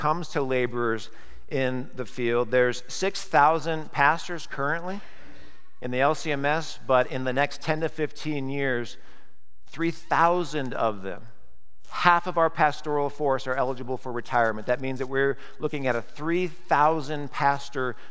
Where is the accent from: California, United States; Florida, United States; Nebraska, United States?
Nebraska, United States; moved away; I grew up in Nebraska, moved here in 1988